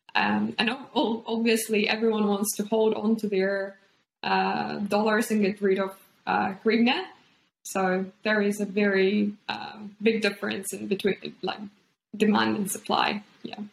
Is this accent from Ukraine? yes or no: yes; Ukraine; now in New Zealand; born and raised in Ukraine